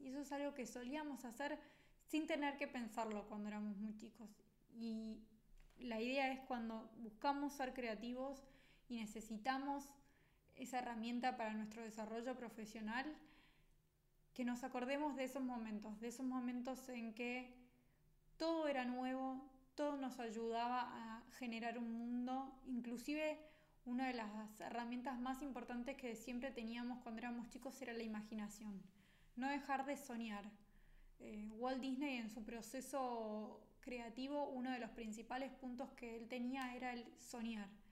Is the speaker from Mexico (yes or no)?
no; Argentina; los argentinos solemos ser muy creativos, que somos valorados en el mundo por ser creativos